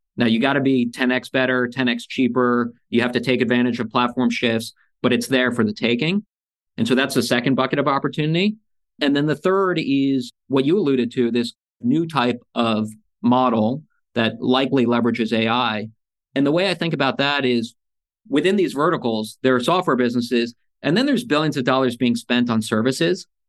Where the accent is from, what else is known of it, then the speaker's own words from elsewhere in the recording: United States; also born or lived in Soviet Union; when I was four years old, I got on a plane with a box of Legos, came to America